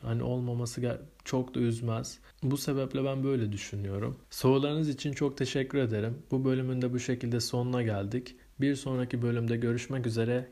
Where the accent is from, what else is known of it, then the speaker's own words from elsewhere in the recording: Giresun, Turkey; also born or lived in Istanbul; Doğma büyüme Giresunluyum.